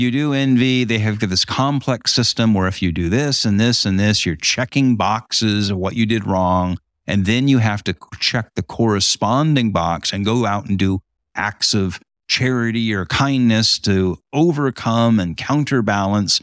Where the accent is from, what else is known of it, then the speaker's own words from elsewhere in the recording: Huntington Beach, California, United States; now in Great Lakes region, United States; in my hometown